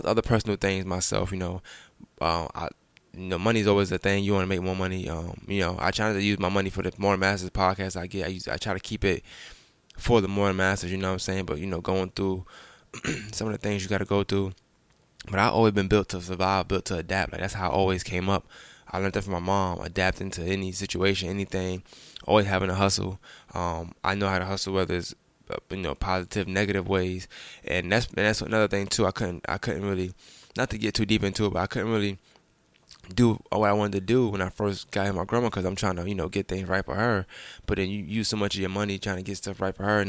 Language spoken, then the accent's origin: English; New York City, New York, United States; So I'm from Bushwick Avenue, so I lived on Bushwick, but I frequented on Jefferson.